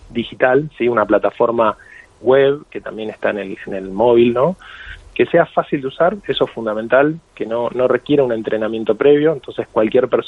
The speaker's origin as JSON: {"language": "Spanish", "country": "Argentina", "accent": "Argentine", "said": "yo soy argentino, se me nota en el acento"}